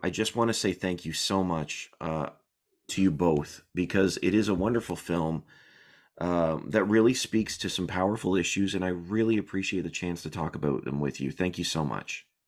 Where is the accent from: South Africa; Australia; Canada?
Canada; I'm Canadian.